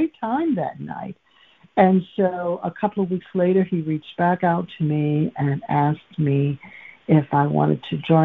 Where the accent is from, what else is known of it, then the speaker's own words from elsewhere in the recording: Macomb County, Michigan, United States; I'm from Macomb County